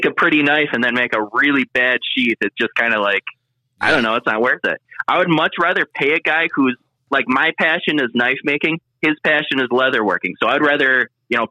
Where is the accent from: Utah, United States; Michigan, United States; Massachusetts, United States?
Michigan, United States; accent: country accent; I'm from Michigan, so that's, I mean, we everybody out there pretty much have the same country accent